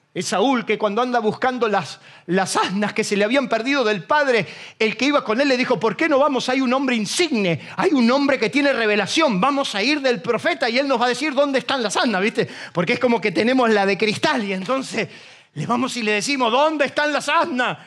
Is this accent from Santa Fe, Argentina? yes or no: no; Isidro Casanova, Buenos Aires Province, Argentina; soy un paisano de Casanova